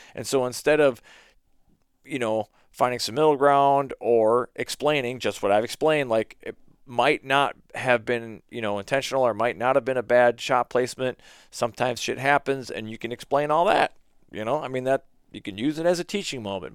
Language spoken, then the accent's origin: English; Minnesota, United States; I told him where I was in Minnesota